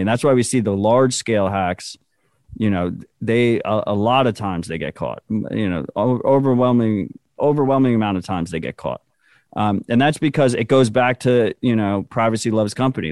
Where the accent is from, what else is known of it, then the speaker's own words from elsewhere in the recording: United States; I'm an American